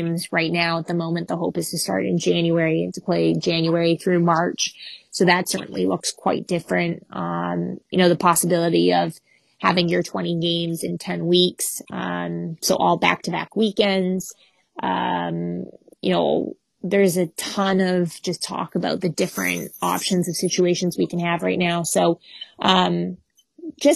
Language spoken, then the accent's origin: English; Canada; As a Canadian